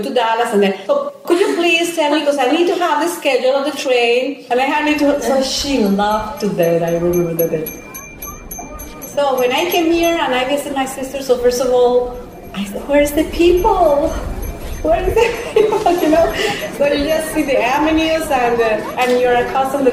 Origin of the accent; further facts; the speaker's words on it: Colombia; moved away as an adult; now in United States; we are from Colombia